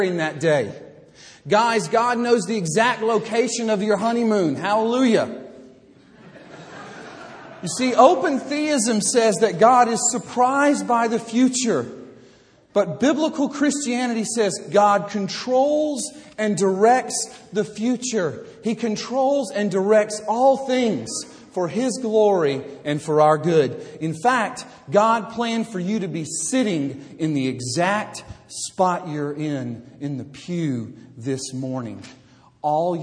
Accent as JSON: {"language": "English", "region": "Alabama", "country": "United States", "moved": "yes", "lives_now": "Fort Worth, United States", "said": "I said, y'all, because I'm from Alabama."}